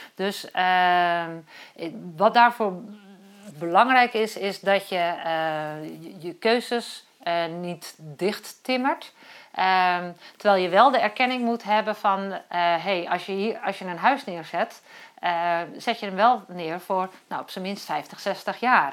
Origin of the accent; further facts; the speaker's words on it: Kop van Noord-Holland, North Holland, Netherlands; ik ben geboren in de kop van Noord-Holland